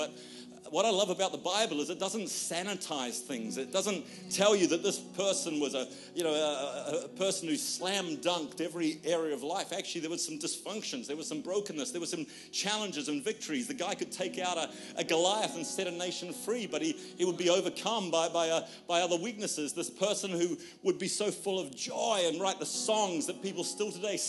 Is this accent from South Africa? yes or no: no; Australia; because we're Australian, therefore we're very introverted.